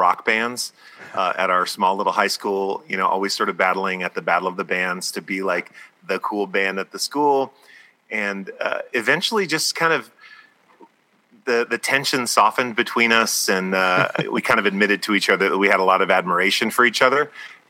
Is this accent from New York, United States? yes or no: no; Tucson, Arizona, United States; we're from Tucson, Arizona, which is where we're calling in from right now.